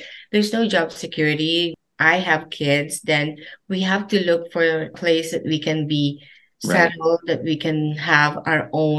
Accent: Meycauayan, Central Luzon, Philippines; moved away as an adult; also born or lived in Manila / Dubai; now in Niagara Falls, Canada; I was born in the Philippines and particularly in Mekawayan, Bulacan. Mm-hmm. So I grew up there

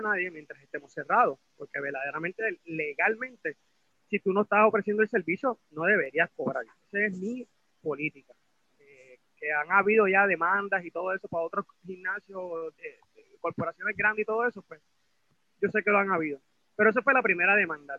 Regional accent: Puerto Rico; yo pues como propietario puertorriqueño

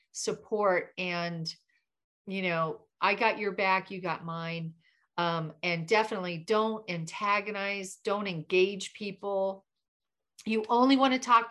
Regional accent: Florida, United States; I'm from Florida

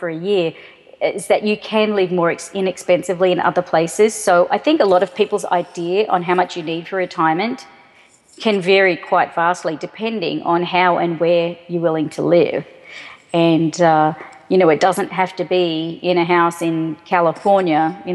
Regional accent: Australia; moved away as an adult; also born or lived in Sydney, Australia / Boulder, United States; now in United States; Australia, where I'm from.

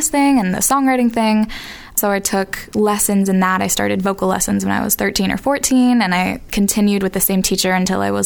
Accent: Boston, Massachusetts, United States; I'm from Boston, Massachusetts.

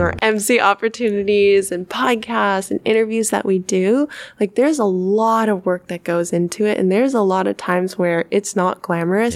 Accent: Sonoma County, California, United States; moved away as an adult; now in San Francisco, United States; my hometown of Sonoma County

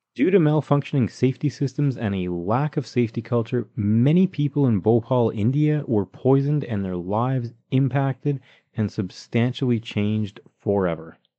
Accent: Calgary, Alberta, Canada; we're both from Calgary, Alberta, Canada

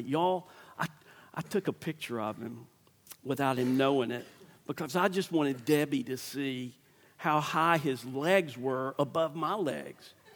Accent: Starkville, Mississippi, United States; I'm from Starkville

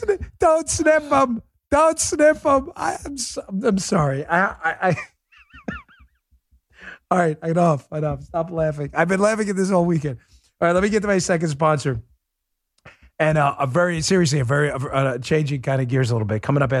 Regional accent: New York City, New York, United States; I'm a New Yorker. I know how New Yorkers are.

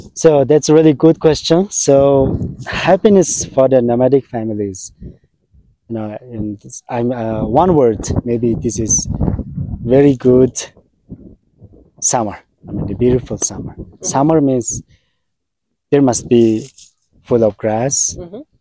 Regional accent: Mongolia; I was born in Mongolia. I'm a Mongolian man.

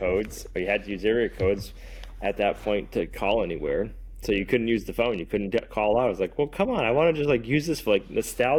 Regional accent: Massachusetts, United States; now in New Hampshire, United States; where we live now, New Hampshire only has one area code. When I grew up in Massachusetts

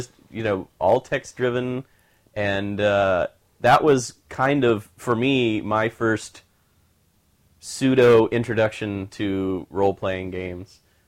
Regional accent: Kansas, United States; Todd and I grew up in the Midwest. I grew up in Kansas, you know, so smack dab in the middle of the Bible Belt.

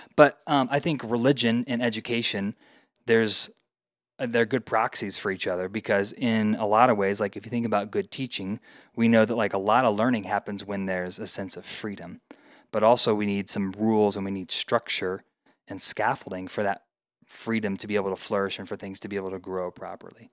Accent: Indiana, United States; moved away as an adult; also born or lived in Colorado; now in Denver, United States; Went to college in Indiana, where I grew up

